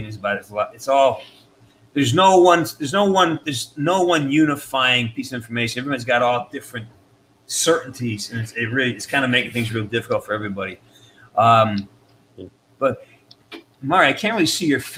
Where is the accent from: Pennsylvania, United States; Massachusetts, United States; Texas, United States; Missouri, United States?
Massachusetts, United States; Western; moved away; also born or lived in New York City; I'm from Western Mass